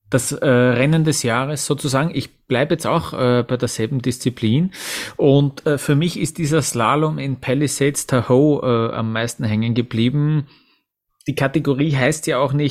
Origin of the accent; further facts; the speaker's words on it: Austria; auch die erste Abfahrt von Kitzbühel bleibt mir natürlich als, äh, als, ja, als Österreicher in Erinnerung